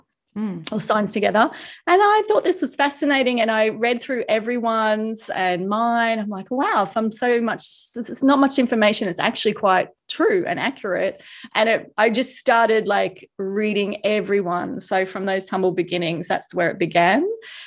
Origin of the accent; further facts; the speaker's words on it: Queensland, Australia; accent: Australian; now in Gold Coast, Australia; I grew up in this state. So I've come back to this state, but I had never lived in this area before. So I'm about 2 hours from where I grew up, an hour and a half.